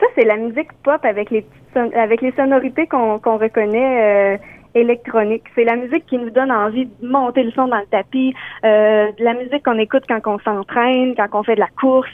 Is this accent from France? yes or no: no; Beauce, Quebec, Canada; je viens de la Beauce. je suis une auteure, compositrice, interprète de la Beauce.